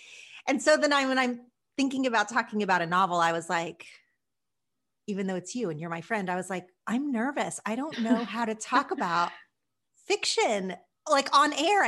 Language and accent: English; Oklahoma, United States; now in Los Angeles, United States; after I moved to LA from Oklahoma